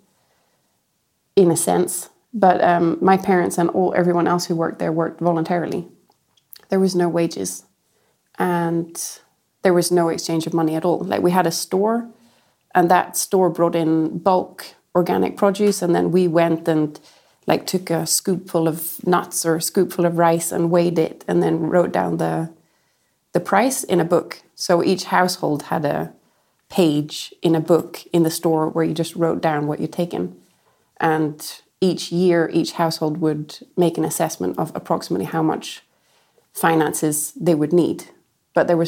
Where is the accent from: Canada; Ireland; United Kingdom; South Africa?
Ireland; I grew up in a little oasis in Ireland